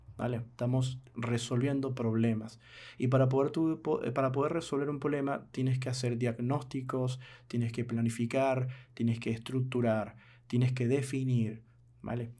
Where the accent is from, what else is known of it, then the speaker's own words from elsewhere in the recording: Venezuela; mi país, Venezuela